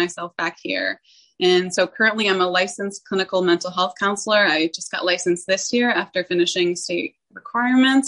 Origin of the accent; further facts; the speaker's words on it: Vermont, United States; I grew up in Vermont, small town Vermont